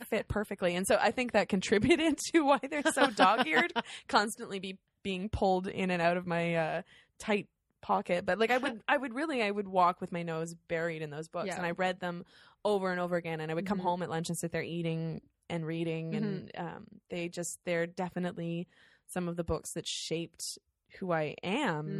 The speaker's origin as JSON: {"language": "English", "country": "Canada", "said": "being Canadian and a literary type girl."}